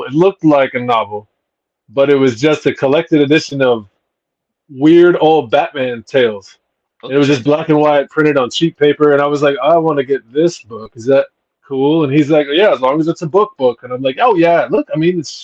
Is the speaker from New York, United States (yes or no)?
no; Texas, United States; I'm born and raised. Yeah, I'm like 10th generation Texan